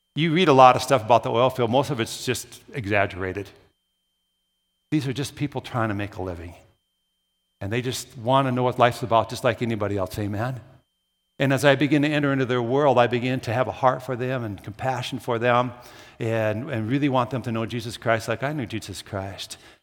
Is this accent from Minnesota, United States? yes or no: yes; Brooklyn Park, Minnesota, United States; moved away as an adult; also born or lived in Williston, North Dakota; I grew up in the Twin Cities. I'm a classic city boy. I don't talk about that much. I grew up in Brooklyn Park